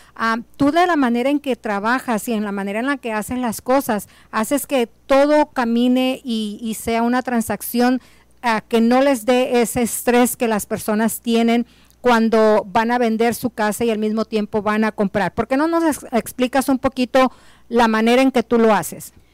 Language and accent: Spanish; Mexico; now in United States; Somos hispanos, somos personas que realmente eh, venimos de, de, nuestro México